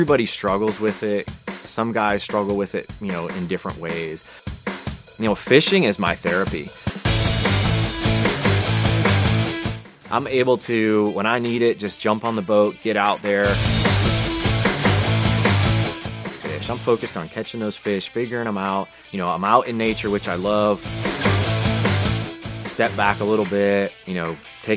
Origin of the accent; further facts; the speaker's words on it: Connecticut, United States; I grew up in New England, grew up in Connecticut